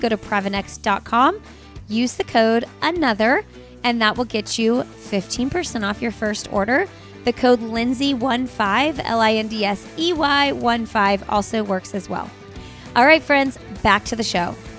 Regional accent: Indiana, United States; we're from Indiana

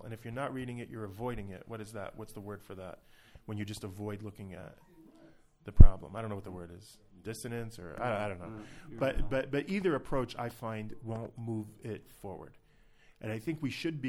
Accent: United States; now in Israel; growing up in the United States

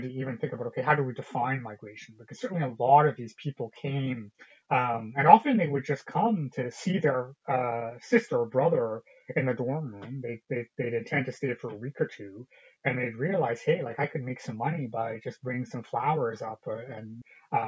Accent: British Columbia, Canada; Having grown up in a lily white city in British Columbia, Canada, as one of the very few ethnic minorities

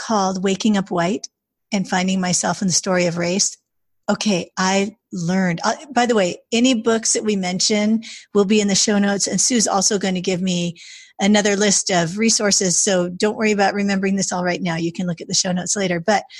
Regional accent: Pacific Northwest, United States; I grew up in the Pacific Northwest

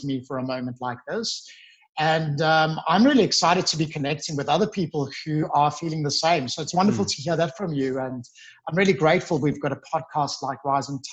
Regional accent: Johannesburg, Gauteng, South Africa; moved away as an adult; now in Sydney, Australia; I'm from Johannesburg. So we're very famous for our work ethic.

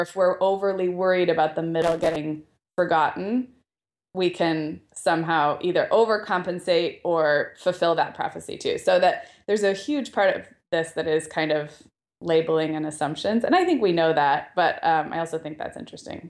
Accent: Santa Barbara, California, United States; now in Southern California, United States; we went up to Santa Barbara, my hometown

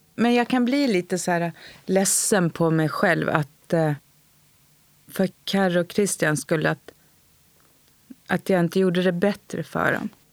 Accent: Tyresö, Stockholm County, Sweden; Jag är uppvuxen i Stockholm, i Tyresö

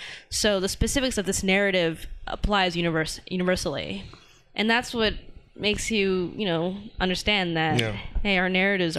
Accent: San Francisco, California, United States; I'm from San Francisco area.

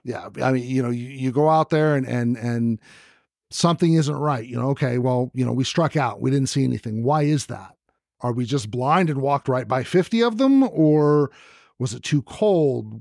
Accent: the Bay Area, California, United States; moved away as an adult; also born or lived in Arizona; I grew up in the Bay Area

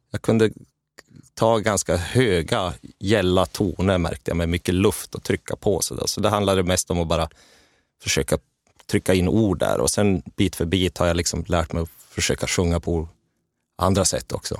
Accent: Gällivare, Norrbotten County, Sweden; jag trubadurade hemma i Gällivare

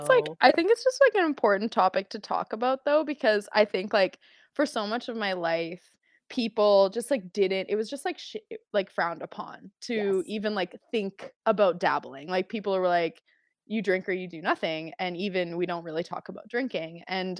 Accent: Calgary, Alberta, Canada; Like I grew up in Calgary. I grew up in like, you know, Northwest Calgary.

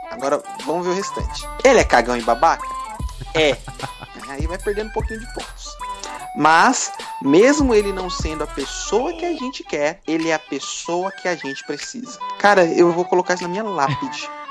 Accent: interior of São Paulo state, Brazil; Eu não sou paulistano, paulista do interior

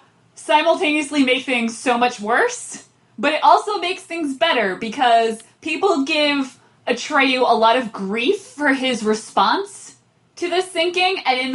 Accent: Northeast, United States; I grew up in the Northeast

